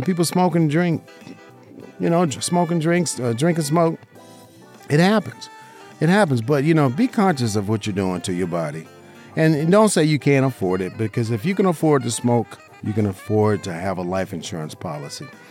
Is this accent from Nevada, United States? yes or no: yes; Las Vegas, Nevada, United States; I'm a licensed insurance agent right here in Southern Nevada, my hometown. Uh, you know, grew up in Las Vegas, right here, in, you know, in the heart of our beautiful city